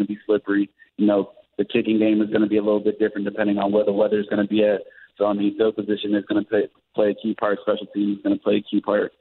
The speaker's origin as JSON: {"language": "English", "region": "Georgia", "country": "United States", "moved": "yes", "said": "I'm from Georgia"}